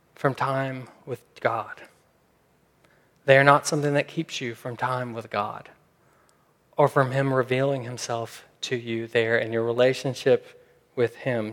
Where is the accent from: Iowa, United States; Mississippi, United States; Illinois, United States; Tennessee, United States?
Tennessee, United States; Memphis; I'm from Memphis, Memphis, Tennessee